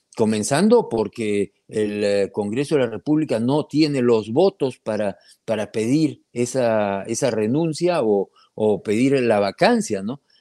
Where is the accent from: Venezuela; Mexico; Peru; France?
Peru; como peruano, como minero